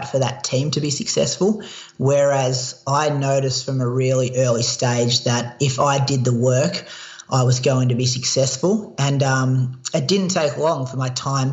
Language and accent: English; Australia; accent: Australian; my Australian accent